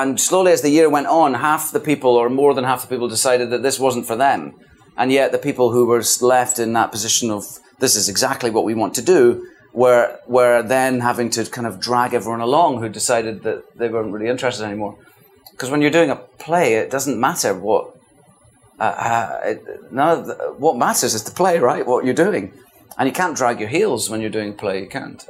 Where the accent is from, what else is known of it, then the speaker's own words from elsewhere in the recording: the Highlands, Scotland, United Kingdom; accent: Scottish; moved away; also born or lived in London; We were real chuchters, we're called. We're from the Highlands, you know, small town people